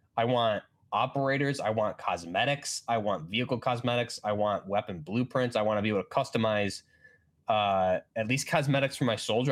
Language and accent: English; New York, United States; I'm from New York